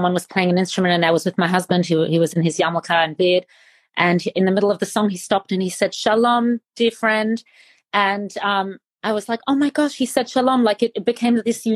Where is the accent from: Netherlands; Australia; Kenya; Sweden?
Australia; I'm from Australia